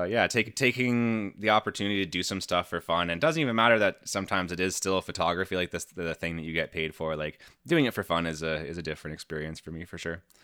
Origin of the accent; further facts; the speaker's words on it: Canada; I'm Canadian